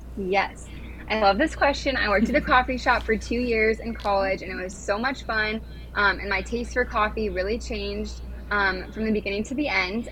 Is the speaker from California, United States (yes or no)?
yes; California, United States; moved away as an adult; now in Washington DC, United States